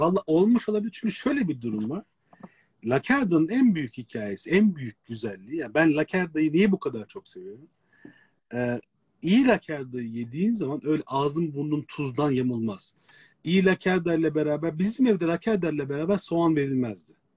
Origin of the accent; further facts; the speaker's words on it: Istanbul, Turkey; adada doğmuş büyümüş birisi olarak